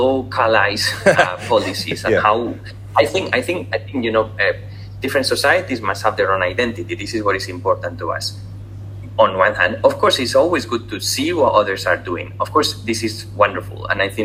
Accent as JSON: {"language": "English", "country": "Spain", "also_born_or_lived": "Singapore", "said": "especially in Spain, obviously, because I'm from Spain"}